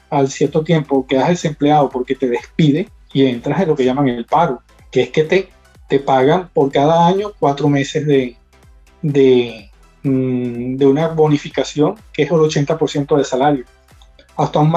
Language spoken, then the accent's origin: Spanish; Venezuela; moved away as an adult; now in Spain